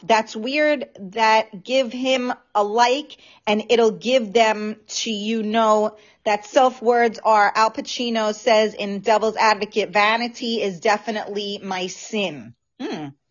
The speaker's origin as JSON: {"language": "English", "town": "New York City", "region": "New York", "country": "United States", "tie": "born or raised there", "accent": "New York", "lives_now": "Westchester, United States", "said": "I am um, born and raised in the Bronx."}